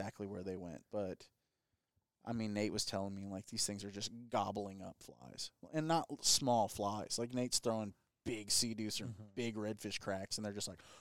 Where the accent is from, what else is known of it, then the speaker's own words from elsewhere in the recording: Corpus Christi, Texas, United States; now in Rockport, United States; I grew up in Corpus, been coming to Rockport since I was about 3 years old